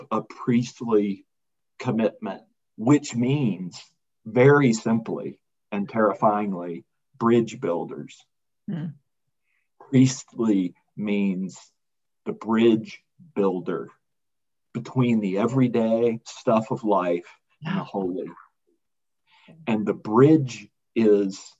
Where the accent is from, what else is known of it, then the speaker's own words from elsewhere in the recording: Birmingham, Alabama, United States; moved away as an adult; also born or lived in Washington, District of Columbia, United States / Arlington, Virginia; now in Colorado Springs, United States; I grew up in Birmingham, and I was born in 1970, and I kind of grew up in Birmingham